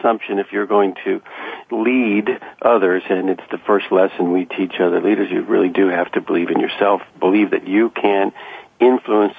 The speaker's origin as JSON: {"language": "English", "area": "Washington, D.C. area", "region": "Virginia", "country": "United States", "tie": "born or raised there", "said": "I grew up in Arlington, Alexandria, and Fairfax"}